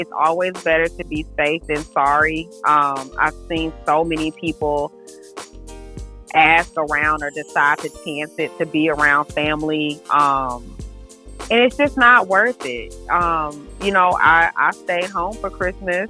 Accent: Decatur, Georgia, United States; also born or lived in Atlanta, Georgia; I grew up in Decatur, so I am a Georgia peach

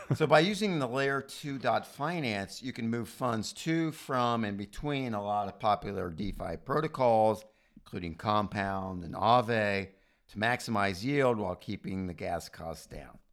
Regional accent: United States; as an American

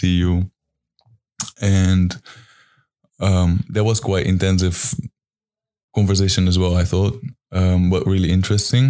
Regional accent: Netherlands; I come from Holland.

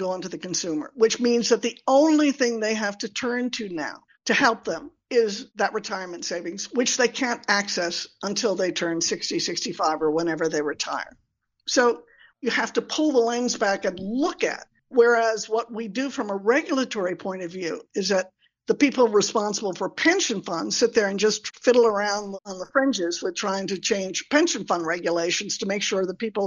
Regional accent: United States; accent: American; now in South Africa; I may sound terribly American here with my accent

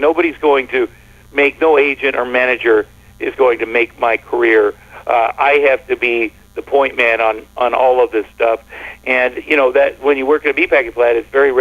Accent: Ottumwa, Iowa, United States; moved away as an adult; growing up in Ottumwa, Iowa, where everything is farm-related

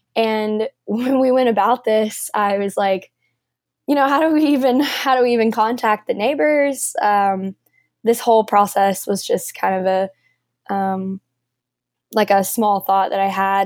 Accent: Nashville, Tennessee, United States; I'm from Nashville

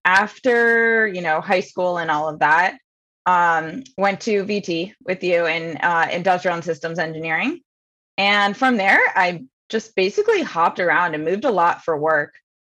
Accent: Bethesda, Maryland, United States; Yeah. So grew up pretty close to you and in Bethesda, Maryland.

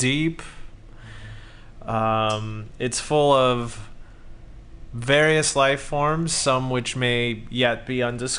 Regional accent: Southern California, United States; When I was a little kid, I was raised in Southern California, so I saw the ocean out there on the horizon.

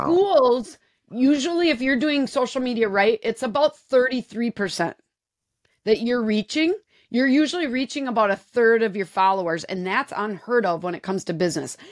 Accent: Wisconsin, United States; I'm from Wisconsin

